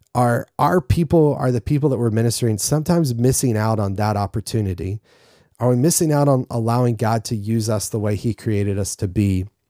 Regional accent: North Carolina, United States; I'm from North Carolina

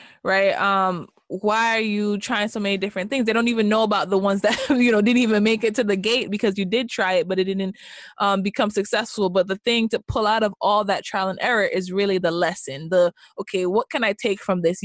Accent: Jamaica; moved away; I am Jamaican. I was born and raised

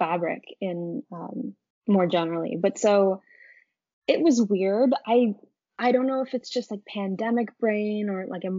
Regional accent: Canada; also born or lived in Ontario; as a Canadian

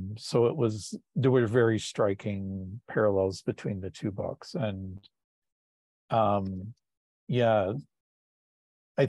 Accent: Tillsonburg, Ontario, Canada; I was born in Tillsonburg, Ontario

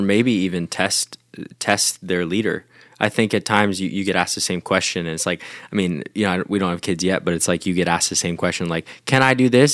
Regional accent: United States; as an American

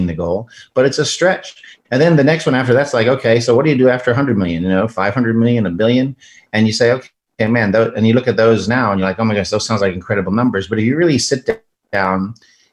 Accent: South Africa; moved away as an adult; now in United States; I'm an immigrant from South Africa, immigrated here to the United States

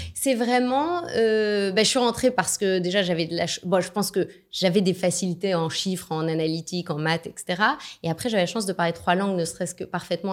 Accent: France; je suis née en France. je suis de nationalité franco-autrichienne. Mon papa est d'Autriche

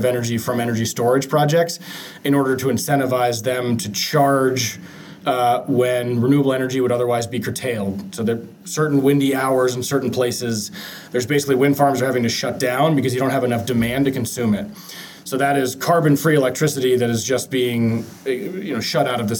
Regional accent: Seattle, Washington, United States; grew up in Seattle.

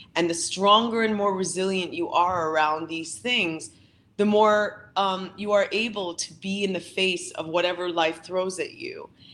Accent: Canada; my family is from the Philippines, but I was born and raised here in Canada

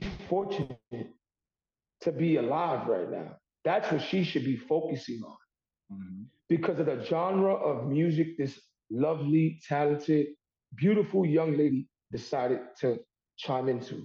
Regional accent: New York City, New York, United States; I am born and raised in Harlem, New York

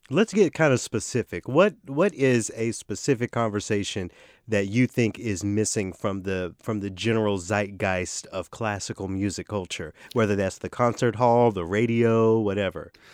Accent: the South, United States; accent: Southern; I'm from the South

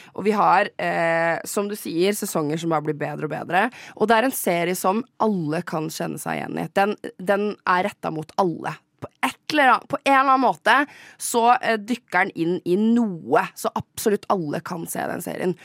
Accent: Gol, Buskerud, Norway; jeg er personlig fra Gol

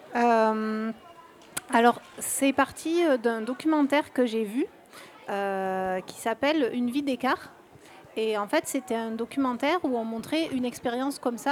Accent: Marseille, Provence-Alpes-Côte d'Azur, France; je suis de Marseille

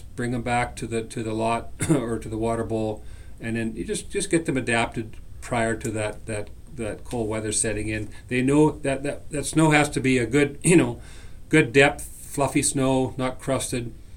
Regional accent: British Columbia, Canada; moved away as an adult; now in Saskatchewan, Canada; I'm born and raised in British Columbia

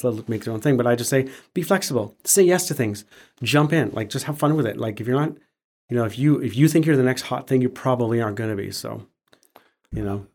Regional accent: Calgary, Alberta, Canada; I was born and raised in Calgary

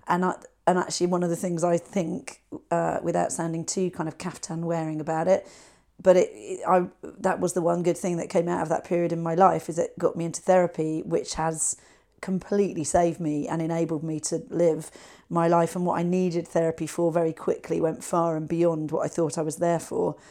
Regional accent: West Country, South West England, United Kingdom; we're both from the West Country

